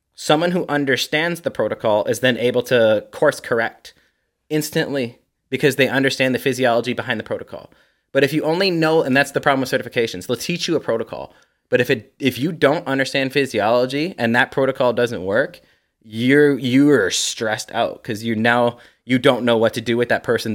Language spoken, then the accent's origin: English; Canada; also born or lived in Ontario; I'm Canadian